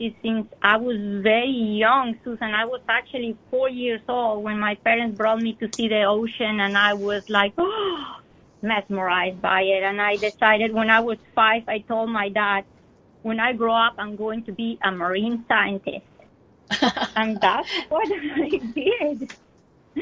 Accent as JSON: {"language": "English", "region": "Bogotá", "country": "Colombia", "tie": "born or raised there", "moved": "yes", "said": "I was born in Colombia, I come from hot weather country. But Bogota is high up in the Andes."}